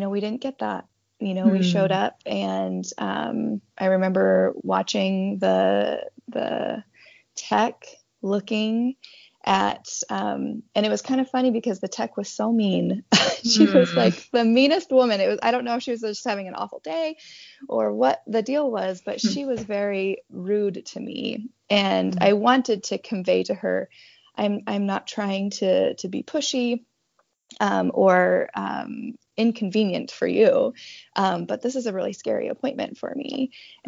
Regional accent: Montana, United States; now in Independence, Oregon, United States; I'm originally from Montana, but I've called Oregon home now for 13 years

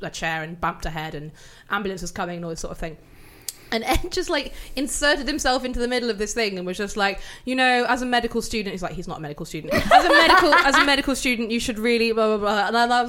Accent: United Kingdom; we grew up in South Wales and Forest of Dean and that.

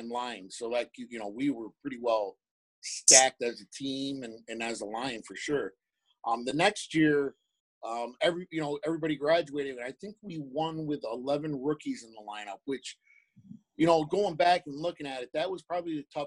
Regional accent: Tuscarora Reservation, New York, United States; I grew up on Tuscarora Reservation

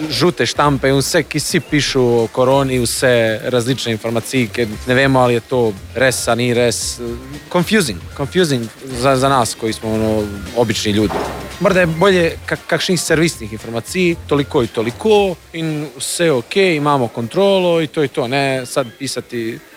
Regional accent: Bosnia & Herzegovina; Slovenian is a second language; moved away as an adult; now in Slovenia; Jaz sem tuji študent, tako e, prihajam iz Bosne in Hercegovine.

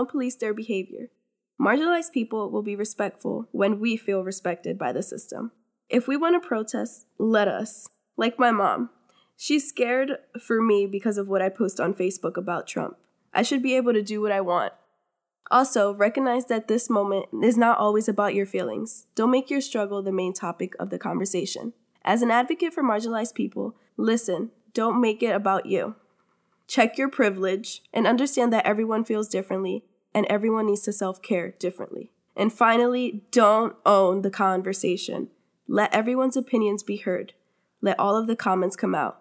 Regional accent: United States; I'm from America, and so are my parents

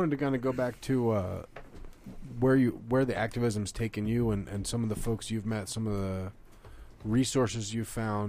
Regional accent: New Jersey, United States; now in Colorado, United States; I'm from Jersey.

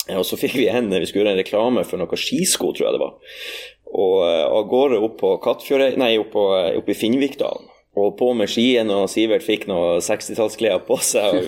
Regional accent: Norway; åresalget på bedehuset hjemme på Aun

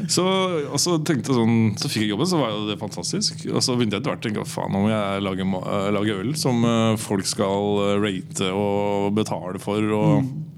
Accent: Moss, Østfold, Norway; moved away; also born or lived in Trondheim; jeg er fra Moss

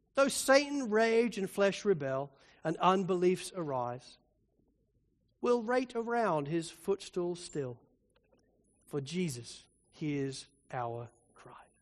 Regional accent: Spalding, East Midlands, United Kingdom; moved away; I grew up pretty much in the Shire of the Hobbit

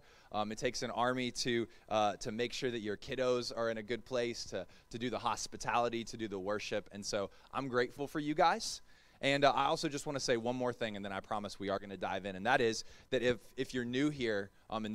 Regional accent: the South, United States; also born or lived in Melbourne; I'm from the South.

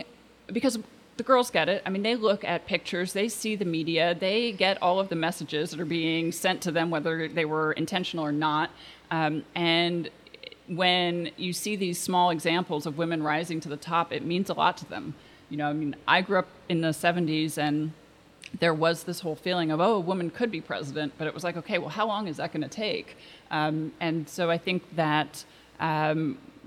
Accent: Portland, Oregon, United States; also born or lived in Washington, D.C.; I grew up here in Portland, and I attended an all-girls high school

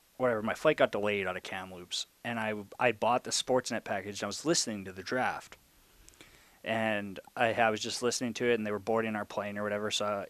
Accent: Imperial, United States; growing up in Imperial, you knew if you wanted to play, you're going to have

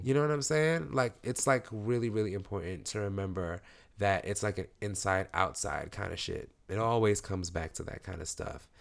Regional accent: New York City, New York, United States; I'm from East New York

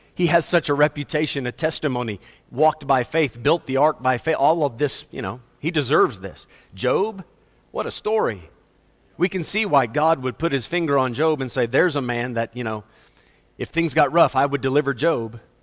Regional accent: United States; now in South Africa

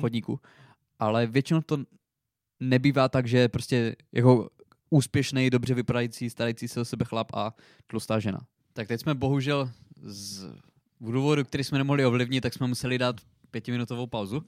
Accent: Přerov, Olomouc Region, Czechia; u nás v Přerově

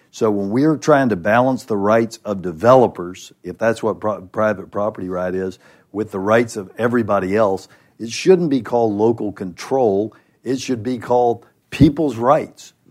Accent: Dallas, Texas, United States; I'm from Dallas

